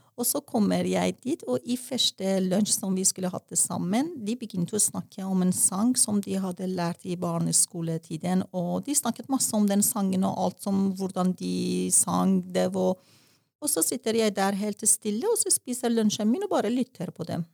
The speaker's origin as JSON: {"language": "Norwegian", "town": "Tehran", "region": "Tehran Province", "country": "Iran", "tie": "born or raised there", "first_language": "Persian", "second_language": "Norwegian", "moved": "as an adult", "lives_now": "Norway", "said": "Og så er jeg født i en vårdag i 1967 i Teheran, hovedstaden i Iran. Eh, som barn opplevde jeg revolusjon, og som ungdom opplevde jeg krig"}